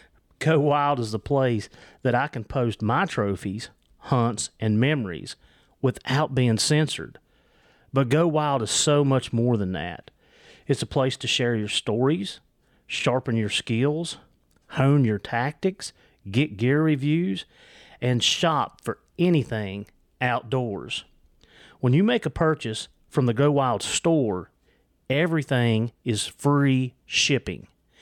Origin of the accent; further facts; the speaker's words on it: Virginia, United States; accent: Southwest Virginia; Yeah, it's my accent, I'm telling you. It's the Southwest Virginia.